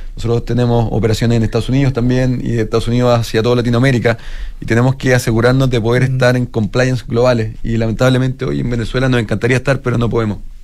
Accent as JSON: {"language": "Spanish", "country": "Chile", "said": "como chilenos"}